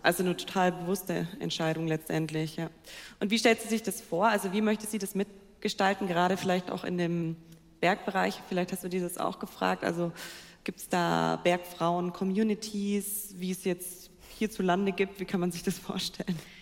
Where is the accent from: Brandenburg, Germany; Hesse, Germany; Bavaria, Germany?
Bavaria, Germany; Allgäu; ich komme ja aus dem Allgäu